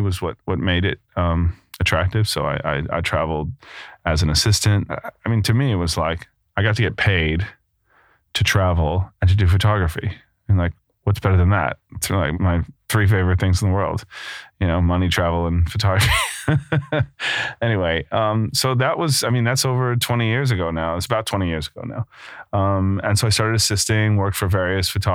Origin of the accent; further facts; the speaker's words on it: New York, United States; moved away as an adult; also born or lived in Brooklyn / Rhode Island; now in London, United Kingdom; I'm from New York, just outside the city. I grew up eating bagels like everybody does in the area